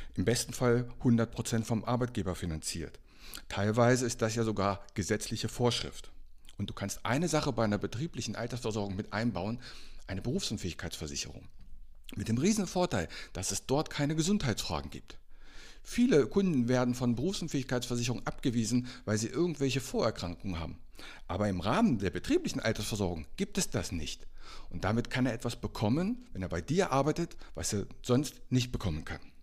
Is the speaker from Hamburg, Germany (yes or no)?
no; Einbeck, Lower Saxony, Germany; als ich aufgewachsen bin in meiner Heimatstadt in Einbeck, das liegt zwischen Göttingen und Hannover